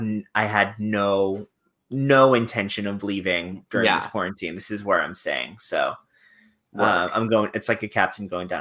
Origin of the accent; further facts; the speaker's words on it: Fort Lauderdale, Florida, United States; accent: New York; also born or lived in Long Island; now in New York, United States; I was born in Long Island, but raised in Fort Lauderdale. even when I was in Fort Lauderdale, I still considered New York home. I just, mm-hmm. I had a New York accent that I got rid of in college.